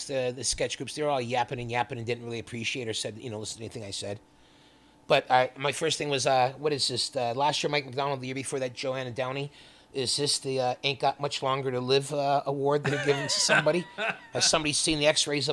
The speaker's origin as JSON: {"language": "English", "town": "Winnipeg", "region": "Manitoba", "country": "Canada", "tie": "born or raised there", "moved": "as an adult", "lives_now": "Toronto, Canada", "said": "my hometown of Winnipeg"}